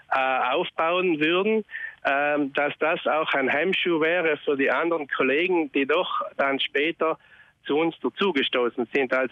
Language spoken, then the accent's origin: German; Trentino-Alto Adige, Italy; irgendwie hat es mich immer schon so interessiert, die ökologische Landwirtschaft, aber es waren bei uns in Südtirol überall äh, halt nur die ersten Gehversuche.